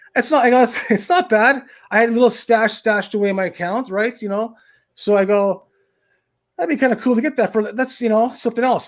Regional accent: Thunder Bay, Ontario, Canada; moved away; back in my hometown, which is Thunder Bay, Ontario, in Canada

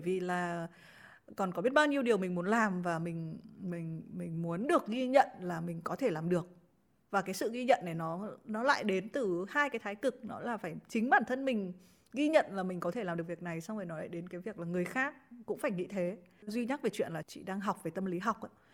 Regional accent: Haiphong, Vietnam; moved away; chị là đến từ hải phòng

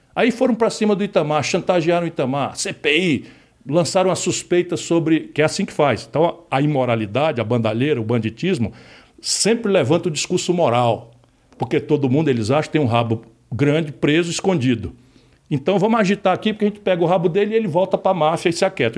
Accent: Ceará, Brazil; accent: cearense; eu falo como cearense

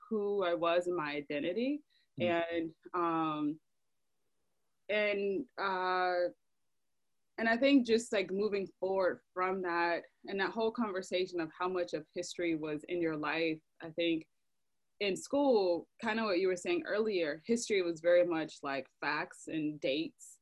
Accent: Decatur, Georgia, United States; moved away as an adult; also born or lived in Atlanta, Georgia / Griffin, Georgia / Athens, Georgia / New York; I grew up in DeKalb County

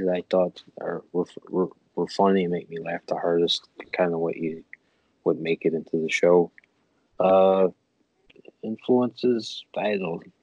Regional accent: Buffalo, New York, United States; moved away as an adult; now in New York City, United States; I am from Buffalo, New York originally

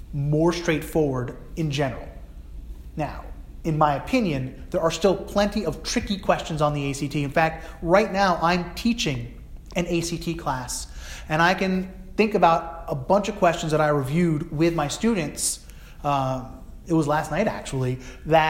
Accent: New Jersey, United States; now in New England, United States; I grew up in New Jersey, similar to New England where I live now

